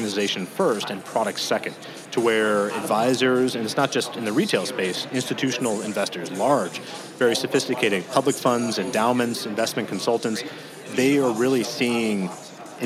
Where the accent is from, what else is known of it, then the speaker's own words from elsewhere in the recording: Colorado, United States; growing up in Colorado, we had the Denver Post and the Rocky Mount News